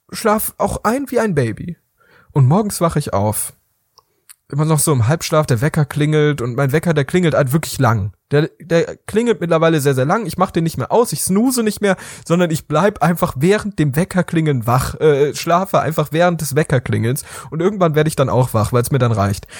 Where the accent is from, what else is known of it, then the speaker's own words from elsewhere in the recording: Rhineland, Germany; bei uns im Rheinland